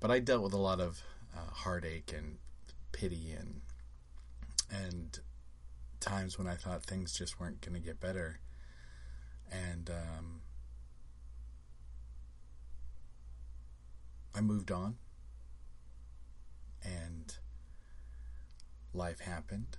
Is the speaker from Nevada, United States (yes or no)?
yes; Las Vegas, Nevada, United States; now in Orlando, United States; I grew up in Vegas.